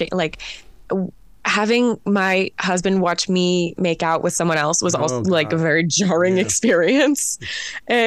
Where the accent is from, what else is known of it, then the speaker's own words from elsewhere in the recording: United States; does this make sense to you as an American?